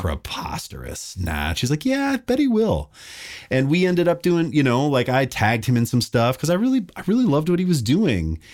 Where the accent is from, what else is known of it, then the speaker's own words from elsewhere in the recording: Kalispell, Montana, United States; I grew up in Montana, this little town called Kalispell.